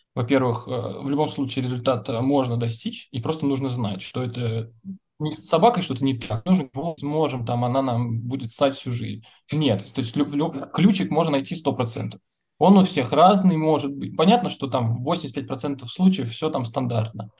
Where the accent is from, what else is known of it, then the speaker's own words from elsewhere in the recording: Nizhny Novgorod, Nizhny Novgorod Oblast, Russia; now in Moscow, Russia; мы из Нижнего Новгорода, это, блин, ну, лучший город, конечно, на земле.